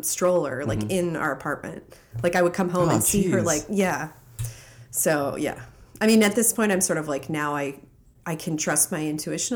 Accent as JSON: {"language": "English", "town": "Beaverton", "region": "Oregon", "country": "United States", "tie": "born or raised there", "also_born_or_lived": "Bloomington, Indiana", "moved": "yes", "lives_now": "New York, United States", "said": "I grew up in Beaverton, Oregon"}